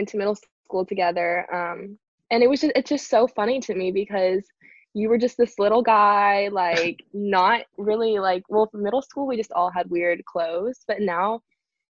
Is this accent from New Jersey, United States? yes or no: no; Louisville, Kentucky, United States; my hometown, Louisville